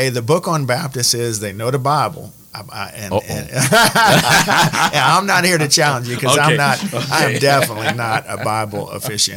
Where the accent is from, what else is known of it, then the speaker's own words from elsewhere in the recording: South Louisiana, United States; as Cajun Catholics or just as Christians in South Louisiana